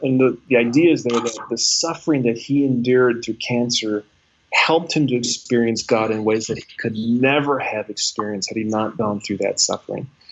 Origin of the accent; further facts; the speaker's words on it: United States; as an American, as a man, as a white man